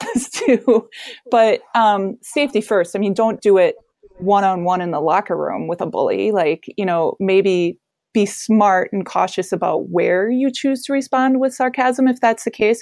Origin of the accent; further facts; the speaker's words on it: Wisconsin, United States; also born or lived in Colorado; I'm from Wisconsin